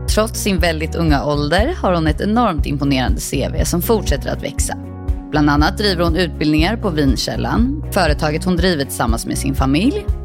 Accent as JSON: {"language": "Swedish", "town": "Stockholm", "region": "Stockholm County", "country": "Sweden", "tie": "born or raised there", "also_born_or_lived": "Gothenburg", "accent": "Gothenburg dialect", "said": "Men jag är uppväxt i Stockholm, i Älvsjö med min familj."}